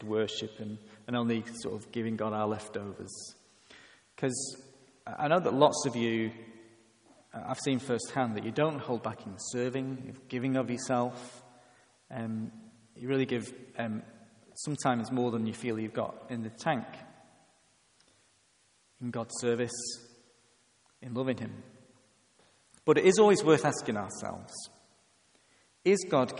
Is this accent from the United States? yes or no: no; England, United Kingdom; I am English